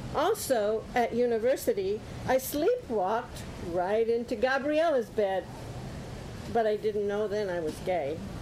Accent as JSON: {"language": "English", "town": "Holland", "region": "Michigan", "country": "United States", "tie": "born or raised there", "said": "I grew up in Holland, Michigan, wearing wooden shoes raised on boiled potatoes and cabbage"}